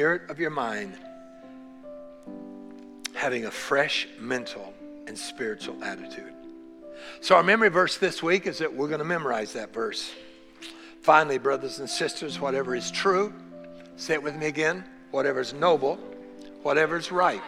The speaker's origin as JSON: {"language": "English", "country": "United States", "tie": "born or raised there", "said": "born here in the United States of America"}